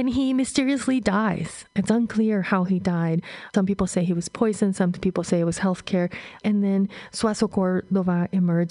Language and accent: English; Honduras; growing up in Honduras during this period in the 70s, a period of dictatorship, you know, I remember transit between cities was really difficult